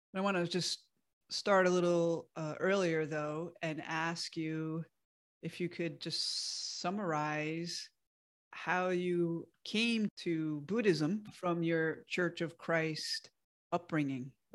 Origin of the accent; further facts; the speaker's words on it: outside of the Bronx, New York, United States; moved away; I moved away from my hometown outside of the Bronx in New York.